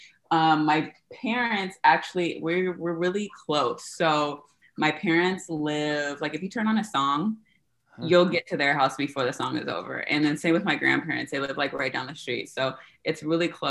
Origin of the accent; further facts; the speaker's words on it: Seattle, Washington, United States; I am a model born and raised in Seattle, Washington.